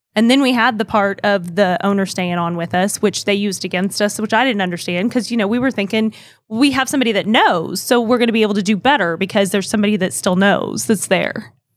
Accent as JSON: {"language": "English", "region": "Kansas", "country": "United States", "tie": "born or raised there", "also_born_or_lived": "Oklahoma", "moved": "as an adult", "said": "my hometown back in Kansas"}